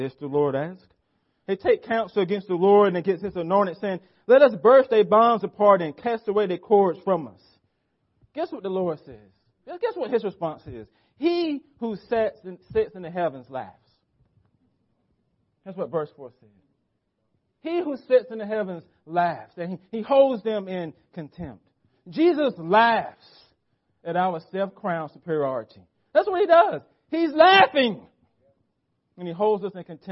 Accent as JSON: {"language": "English", "country": "United States", "said": "for us as American Christians"}